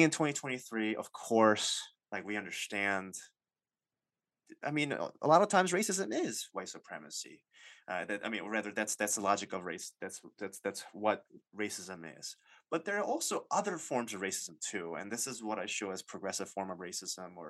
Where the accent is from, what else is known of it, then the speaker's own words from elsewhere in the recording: United States; I'm Asian American